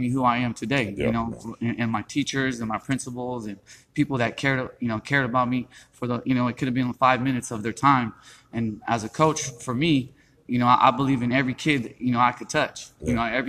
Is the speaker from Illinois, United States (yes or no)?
no; Stockton, California, United States; also born or lived in Manteca, California; I'm from the South Side. You know, I always tell everybody South Side, you know, born and raised on the South Side, grew up in Manteca a little bit, went to school out there as well